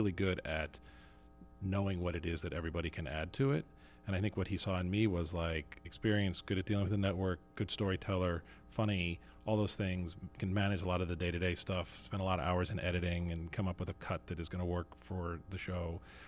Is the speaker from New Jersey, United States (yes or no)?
yes; New Jersey, United States; I grew up in the town I was born in New Jersey.